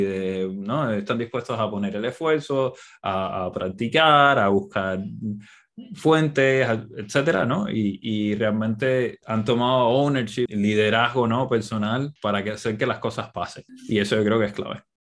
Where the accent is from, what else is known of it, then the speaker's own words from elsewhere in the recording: Cuba; now in Barcelona, Spain; Yo soy cubano